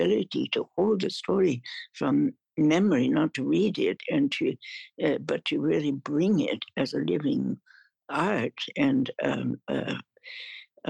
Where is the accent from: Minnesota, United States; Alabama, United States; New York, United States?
New York, United States; central New York State, United States; I was born in central New York State